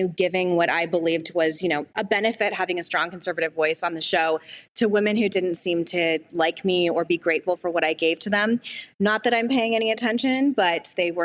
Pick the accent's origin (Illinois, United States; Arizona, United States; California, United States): Arizona, United States; My home state of Arizona